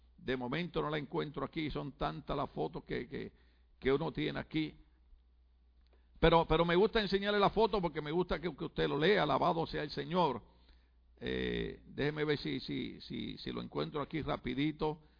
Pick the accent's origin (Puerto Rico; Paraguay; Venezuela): Puerto Rico; moved away; yo desde chiquito en mi país, Puerto Rico